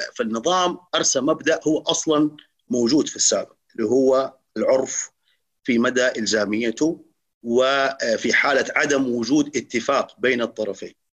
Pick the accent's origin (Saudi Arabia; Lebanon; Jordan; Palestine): Saudi Arabia; عندنا في السعودية